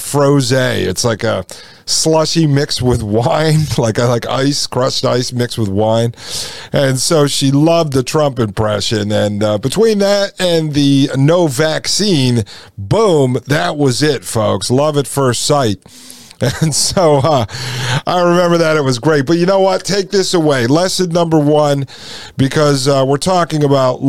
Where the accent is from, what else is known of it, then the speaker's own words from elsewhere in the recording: Connecticut, United States; also born or lived in Nashville, Tennessee; now in Frederick, United States; I grew up in Connecticut.